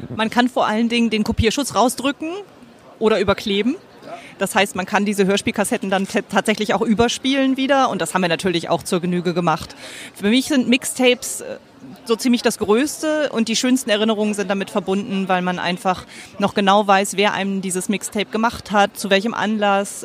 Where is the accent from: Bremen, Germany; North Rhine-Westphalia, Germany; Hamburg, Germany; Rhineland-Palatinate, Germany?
Bremen, Germany; ich komme aus dem Raum Bremen